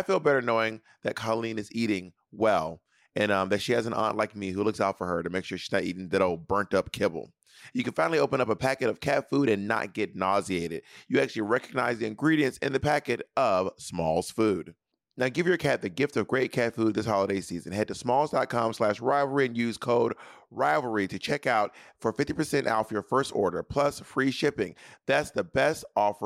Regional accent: Clayton County, Georgia, United States; I'm from Clayton County

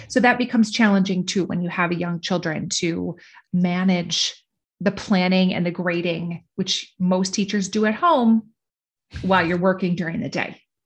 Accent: Minnesota, United States; I'm from Minnesota

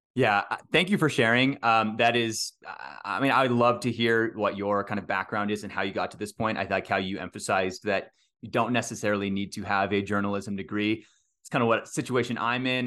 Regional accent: Texas, United States; I grew up in Texas, played baseball all the way through high school

